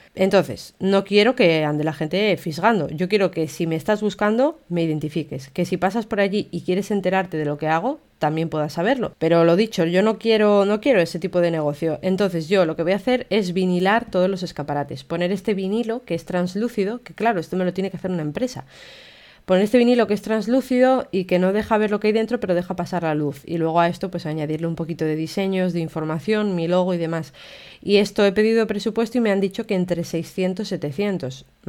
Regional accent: Castile and León, Spain; now in Gijón, Spain; yo soy de León, que hace muchísimo frío en invierno. De hecho, ahora mismo a estas horas está nevando y hay medio metro de nieve en mi pueblo

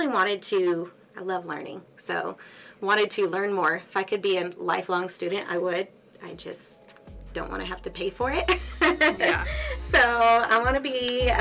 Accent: Axtell, Texas, United States; also born or lived in Houston, Texas / Conroe, Texas / Waco, Texas; I grew up in Axtell, a tiny town east of Waco

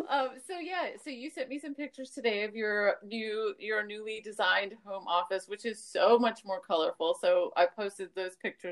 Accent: New York, United States; also born or lived in Miami; because I'm from New York and Miami and stuff

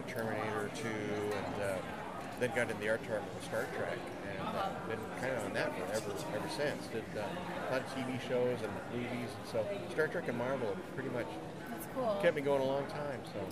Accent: Phoenix, Arizona, United States; I grew up here in Phoenix

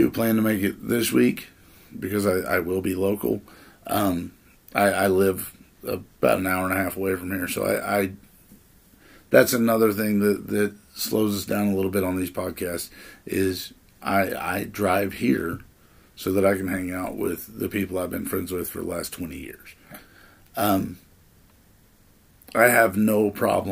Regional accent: Miami, United States; we're recording this in my hometown

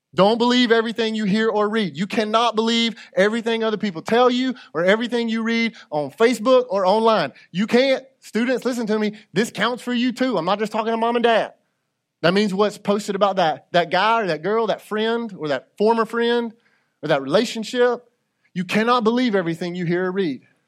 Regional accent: United States; I'm an American

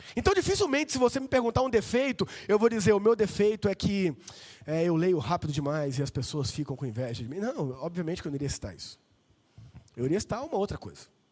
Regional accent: Vila Velha, Espírito Santo, Brazil; now in Limeira, Brazil; eu sou de Vila Velha. Espírito Santo, inverno lá é 27 graus

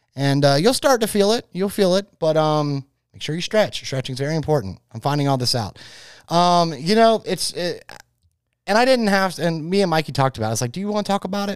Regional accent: Florida, United States; I am from Florida

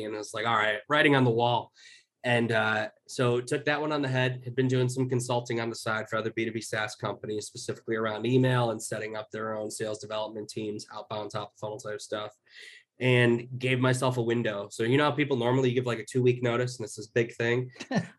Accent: Chicago, Illinois, United States; moved away as an adult; move back where I grew up in Chicago

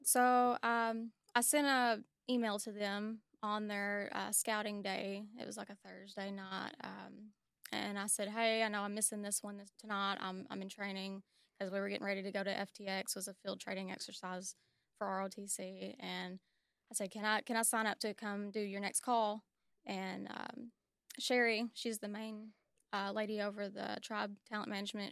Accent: Warren County, Tennessee, United States; I'm from Warren County

